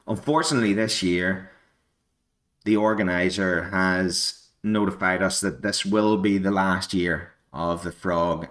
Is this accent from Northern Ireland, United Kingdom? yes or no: yes; Northern Ireland, United Kingdom; I am a native of Ireland, Northern Ireland to be more specific, but I consider myself to be Irish